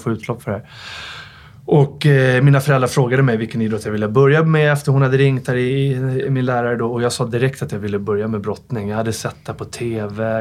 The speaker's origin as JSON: {"language": "Swedish", "town": "Stockholm", "region": "Stockholm County", "country": "Sweden", "tie": "born or raised there", "said": "jag växte upp i Farsta"}